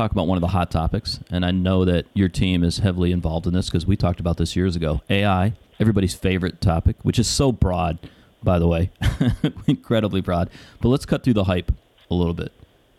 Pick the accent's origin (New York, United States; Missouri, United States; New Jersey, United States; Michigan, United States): Michigan, United States; I grew up in Michigan, everybody.